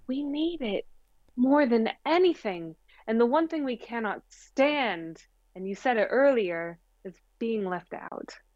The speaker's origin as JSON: {"language": "English", "town": "Springfield", "region": "Missouri", "country": "United States", "tie": "born or raised there", "said": "I grew up in the Bible Belt. I'm from Springfield, Missouri."}